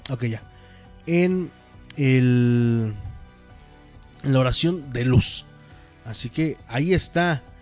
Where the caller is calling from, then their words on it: Pachuca, Hidalgo, Mexico; De aquí, de Paseo de Chavarría.